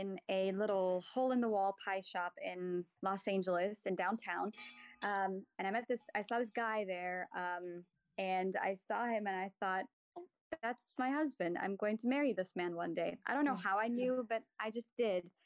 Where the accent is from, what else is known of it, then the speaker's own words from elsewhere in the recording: Germany; moved away; Germany. I'm from Germany.